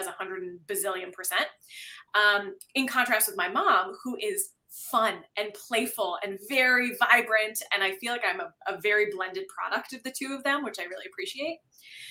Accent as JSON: {"language": "English", "town": "Ridgewood", "region": "New Jersey", "country": "United States", "tie": "born or raised there", "moved": "yes", "lives_now": "Canada", "said": "when I was like 6 or 7, my family and I had moved to a new town in Ridgewood, New Jersey"}